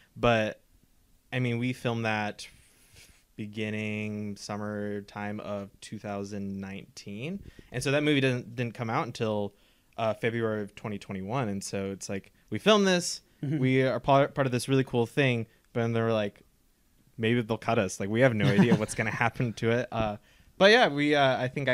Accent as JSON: {"language": "English", "town": "Overland Park", "region": "Kansas", "country": "United States", "tie": "born or raised there", "said": "We grew up in Overland Park, but now we can actually say we're from Kansas City"}